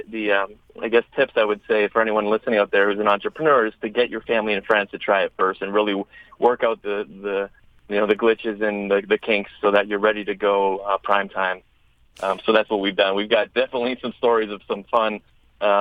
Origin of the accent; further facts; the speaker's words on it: Chicago, Illinois, United States; Chicago, my hometown